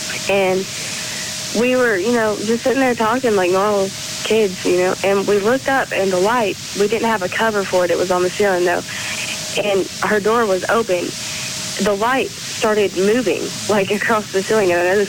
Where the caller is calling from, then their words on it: Chattanooga, Tennessee, United States; I'm calling from Chattanooga, Tennessee.